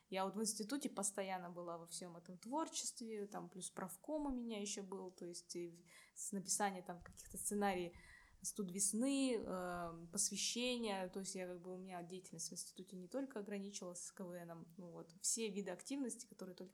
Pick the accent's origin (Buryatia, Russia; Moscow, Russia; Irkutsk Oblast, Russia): Buryatia, Russia; now in Saint Petersburg, Russia; Вот, я бурятка.